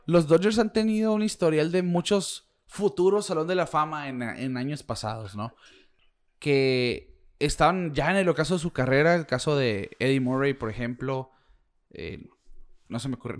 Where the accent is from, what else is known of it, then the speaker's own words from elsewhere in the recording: Mexico; uno como mexicano